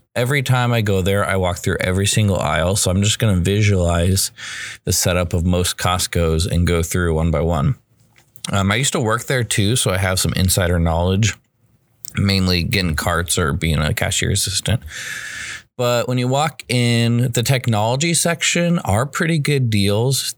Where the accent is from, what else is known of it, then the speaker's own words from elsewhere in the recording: United States; I'm an American